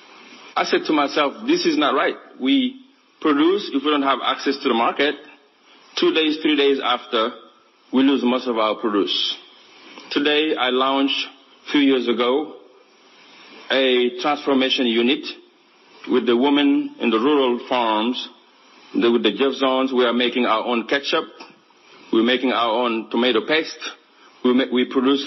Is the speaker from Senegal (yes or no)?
yes; Kaolack, Senegal; moved away as an adult; also born or lived in United States; I grew up right here in Kaolack, 3 hours away from here, in poverty, looking at my mother struggling with 10 children